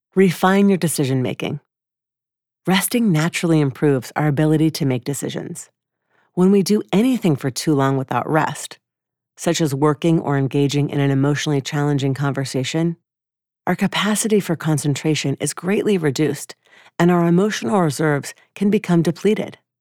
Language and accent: English; Atlanta, Georgia, United States; moved away; my hometown of Atlanta, Georgia